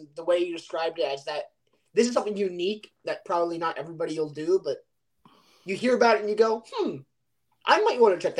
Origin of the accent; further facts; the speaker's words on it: Connecticut, United States; I'm somebody from Connecticut